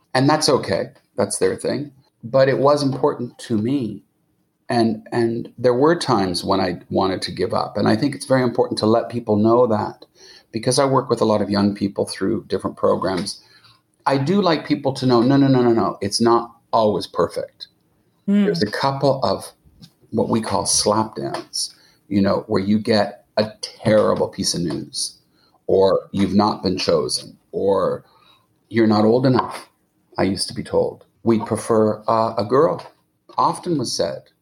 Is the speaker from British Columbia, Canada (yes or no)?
no; Montreal, Quebec, Canada; moved away; I did go to where I grew up in Montreal.